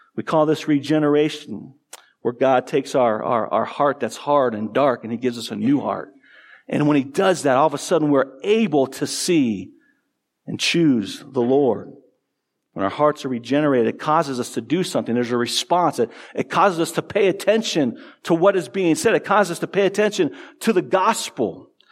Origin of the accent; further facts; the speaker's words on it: Tucson, Arizona, United States; I grew up in Tucson, A, Arizona